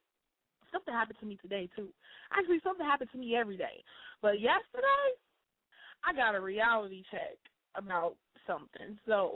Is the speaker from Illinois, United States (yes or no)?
yes; Chicago, Illinois, United States; moved away as an adult; now in Indiana, United States; I am born and raised in Chicago. I've been doing the show in Chicago since I started on the west side, and I just relocated in October to Indiana